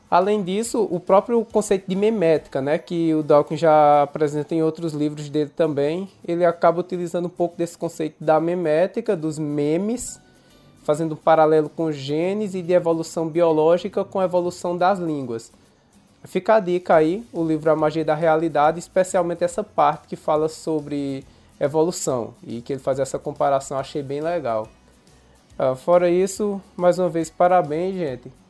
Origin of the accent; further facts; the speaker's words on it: interior of Pernambuco, Brazil; accent: Pernambuco; Eu tô falando aqui do interior de Pernambuco.